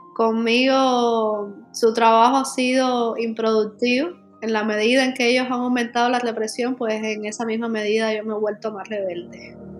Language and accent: Spanish; Cuba